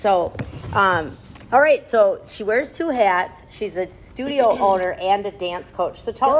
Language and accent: English; Minnesota, United States; we're both from Minnesota